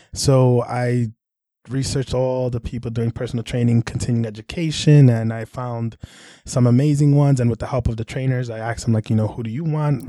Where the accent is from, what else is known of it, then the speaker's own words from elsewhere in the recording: New York City, New York, United States; I was born in Brooklyn and yeah. then uh, spent a lot of time in the Bronx growing up